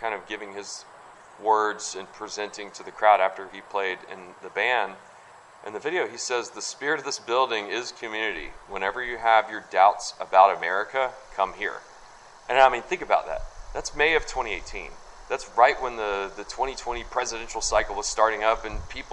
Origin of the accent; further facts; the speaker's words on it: Stone Mountain, Georgia, United States; growing up in Stone Mountain, Georgia